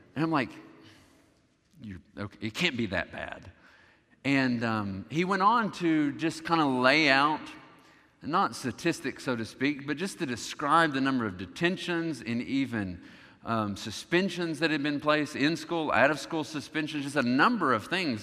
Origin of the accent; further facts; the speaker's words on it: the South, United States; growing up in the South, you recognize that Christianity was the dominant religion